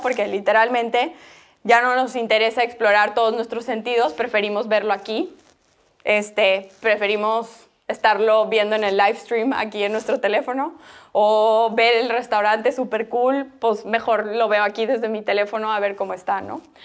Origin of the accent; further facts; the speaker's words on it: Bolivia; yo soy boliviana